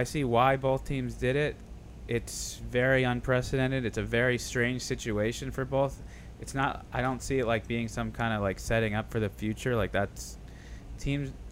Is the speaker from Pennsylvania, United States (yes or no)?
no; Boston, Massachusetts, United States; I'm from Boston